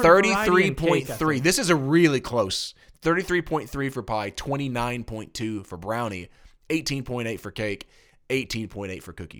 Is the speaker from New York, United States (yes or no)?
no; Tennessee, United States; I say pecan. I'm from Tennessee.